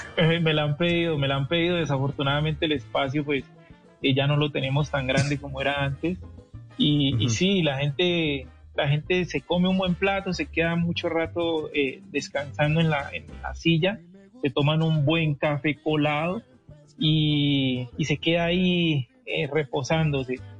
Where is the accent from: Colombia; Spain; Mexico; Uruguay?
Colombia; Cali, Valle del Cauca; yo nací en Cali